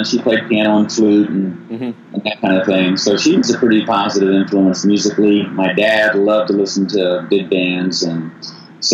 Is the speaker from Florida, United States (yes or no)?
no; Kansas City, Missouri, United States; also born or lived in Columbia, Missouri; I grew up in Kansas City and Columbia. So I moved to Kansas City as a kid. I was there till 66 or 7, and I moved to Columbia